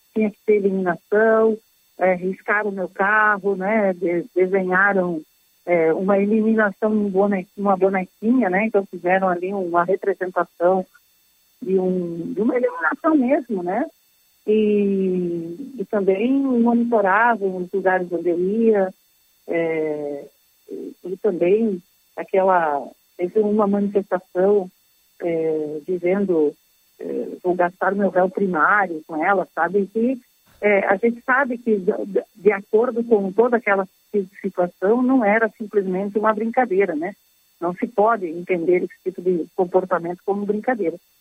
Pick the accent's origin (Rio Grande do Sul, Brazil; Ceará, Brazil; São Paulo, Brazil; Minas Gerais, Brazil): Rio Grande do Sul, Brazil; Canoas; also born or lived in Porto Alegre; eu sou natural de Canoas